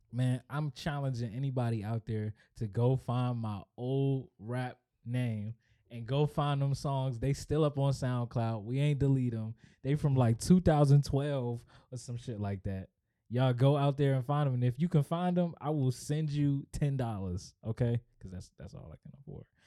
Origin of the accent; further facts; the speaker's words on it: Upper Marlboro, Maryland, United States; I am from Upper Marlboro, Maryland